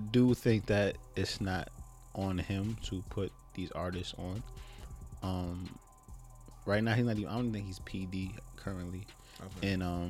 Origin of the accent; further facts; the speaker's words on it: New York City, New York, United States; I'm from Harlem